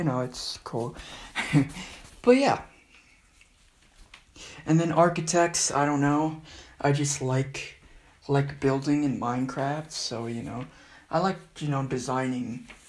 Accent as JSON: {"language": "English", "area": "Antelope Valley", "region": "California", "country": "United States", "tie": "born or raised there", "also_born_or_lived": "Panorama City, Los Angeles, California"}